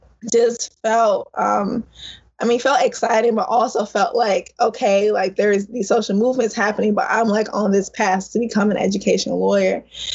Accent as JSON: {"language": "English", "town": "St. Louis", "region": "Missouri", "country": "United States", "tie": "born or raised there", "said": "I'm originally from St. Louis, born and raised."}